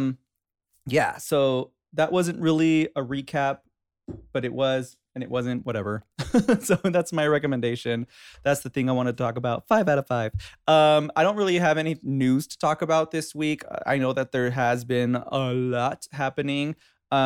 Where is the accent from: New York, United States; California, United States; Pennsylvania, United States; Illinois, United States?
California, United States; Inglewood; I grew up in Inglewood